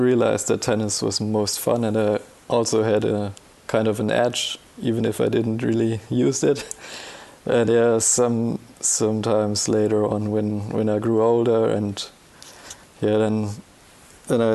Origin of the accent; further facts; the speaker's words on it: Bavaria, Germany; I'm from Bavaria in Germany